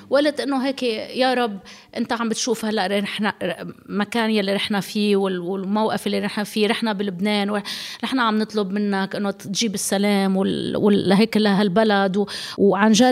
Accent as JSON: {"language": "Arabic", "country": "Lebanon", "said": "انا هلا بهاللحظه ماني محجبة ماني مسلمة أنا جس لبنانية"}